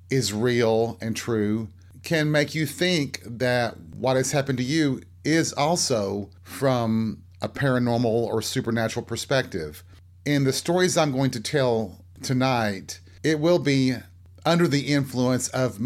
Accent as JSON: {"language": "English", "region": "Appalachia", "country": "United States", "tie": "born or raised there", "said": "the woods and the forest in Appalachia, in the areas that I lived"}